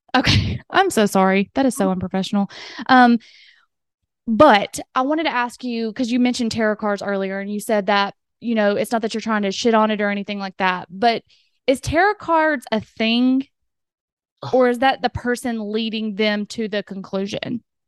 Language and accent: English; the South, United States; accent: southern; my southern accent